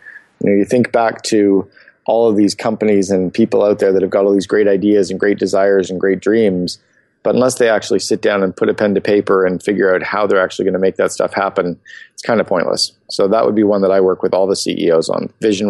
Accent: Canada; Sure. 47 years old, born and raised in Canada. I married, father of four kids. I split my time between Phoenix and Vancouver.

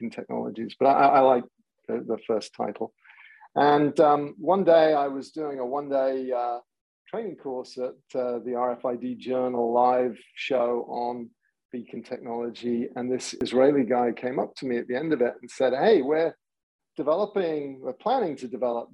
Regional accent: England, United Kingdom; moved away as an adult; now in San Diego, United States; I grew up in England, but found my way via a whole bunch of technology companies to San Diego

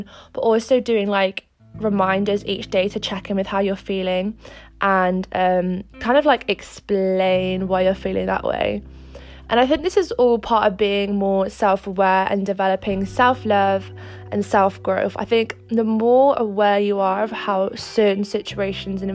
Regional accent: Wales, United Kingdom; also born or lived in Monaco / Cardiff; I moved back from Monaco to Wales and I'm back with my family now

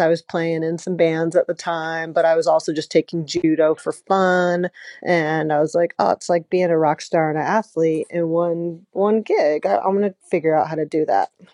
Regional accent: Atlanta, Georgia, United States; I grew up in Atlanta

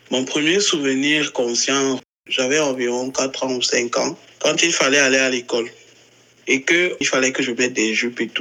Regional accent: Cameroon; je suis euh, un trans homme camerounais, je vis au Cameroun.

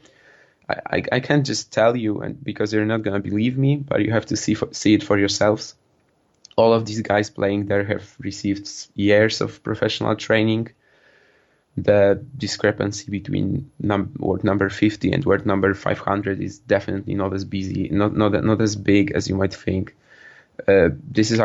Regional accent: Poland; I'm a student from Poland.

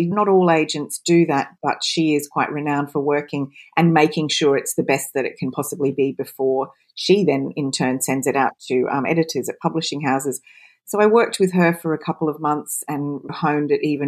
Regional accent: Australia; accent: Australian; also born or lived in United Kingdom; You can probably tell from my accent I'm Australian, but I lived between the UK and Australia for so many years

